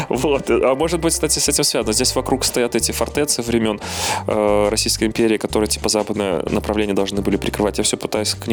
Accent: Belarus; ну, я как белорус, я про Беларусь говорю

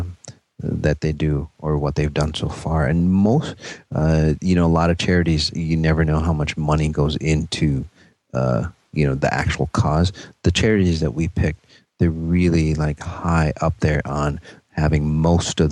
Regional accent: Minneapolis, Minnesota, United States; Minneapolis, my hometown

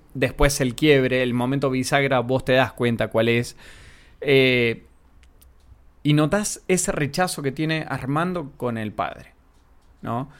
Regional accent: Olavarría, Buenos Aires Province, Argentina; also born or lived in La Plata, Argentina; soy argentino

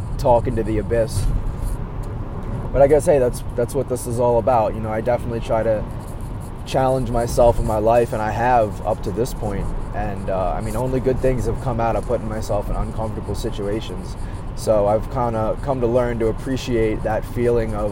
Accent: Maryland, United States; now in Chicago, United States; I grew up in Maryland

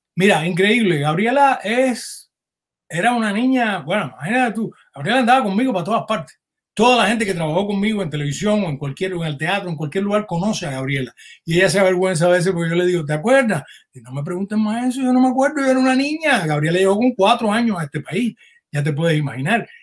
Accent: Camagüey, Cuba; moved away as an adult; also born or lived in Havana, Cuba / Miami, United States; now in United States; yo soy camagüeyano

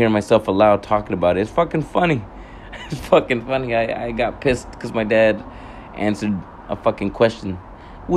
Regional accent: California, United States; now in Hawaii, United States; my brothers in fucking California when we went back home to visit.

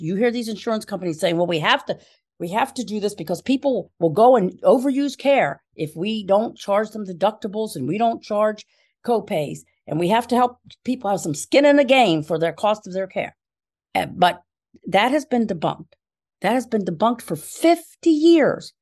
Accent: Philadelphia, Pennsylvania, United States; moved away as an adult; also born or lived in Chicago; now in Pittsburgh, United States; I'm originally from Philadelphia

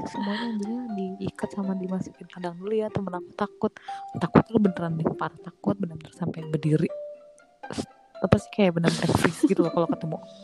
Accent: Jakarta, Indonesia; accent: South Jakarta (Jaksel) speech; moved away; aku anak Jakarta Selatan banget

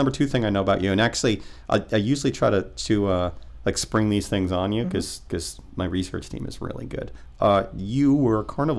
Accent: United States; Yeah, so I'm an American.

